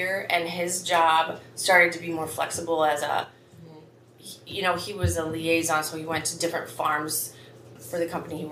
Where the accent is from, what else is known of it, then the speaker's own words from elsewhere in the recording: Highway 1 between Kalona and Iowa City, United States; now in West Branch, United States; my parents live still in the house I grew up in on Highway 1. It's about halfway between Kelowna and Iowa City